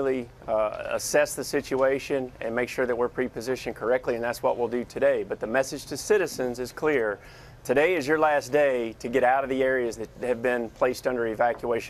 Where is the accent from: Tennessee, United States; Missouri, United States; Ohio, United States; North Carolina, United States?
North Carolina, United States; Catawba County; I grew up in North Carolina, about 5 hours inland in Catawba County, North Carolina